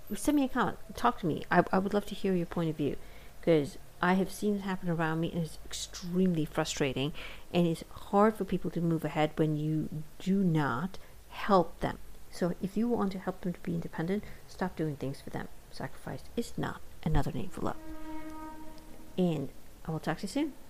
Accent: India; now in United States; Being an Indian immigrant and having lived in India um, until I moved to the United States

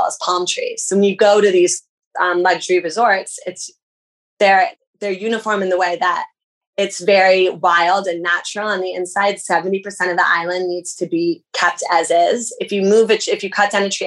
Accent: United States; an American

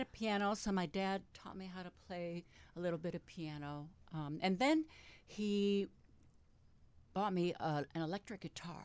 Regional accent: Detroit, Michigan, United States; I was born in Detroit

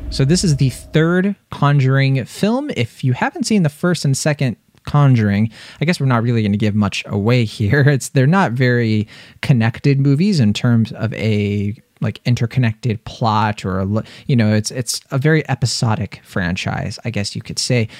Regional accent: East Coast, United States; I'm from the East Coast

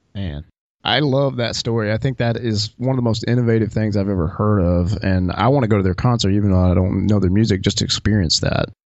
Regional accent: the South, United States; I grew up in the South

